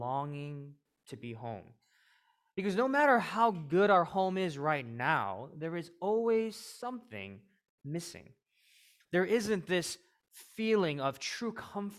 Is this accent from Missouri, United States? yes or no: yes; suburbs of St. Louis, Missouri, United States; moved away as an adult; now in Chicago, United States; I was born in the suburbs of St. Louis